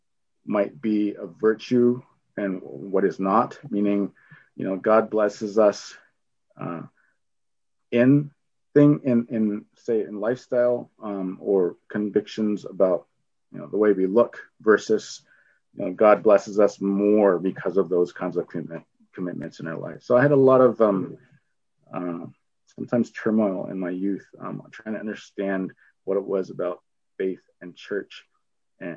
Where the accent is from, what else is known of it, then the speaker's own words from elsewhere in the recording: Red Lake, Ontario, Canada; now in Thunder Bay, Canada; I was born in Red Lake.